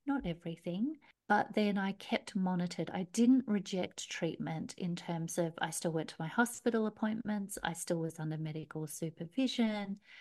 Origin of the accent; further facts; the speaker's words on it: Australia; accent: Australian; moved away as an adult; also born or lived in Melbourne, Australia; I'm an Aussie, obviously, you can hear by my accent